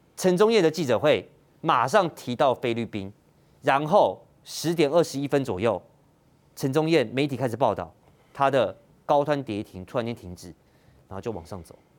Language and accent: Chinese; Taiwan; 我们台湾人